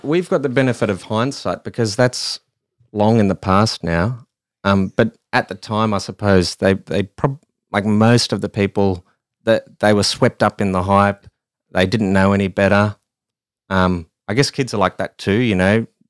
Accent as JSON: {"language": "English", "country": "Australia", "said": "I am an Australian"}